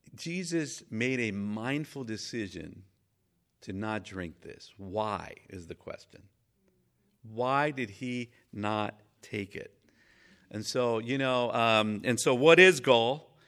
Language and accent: English; Mexico; moved away; I was raised in Mexico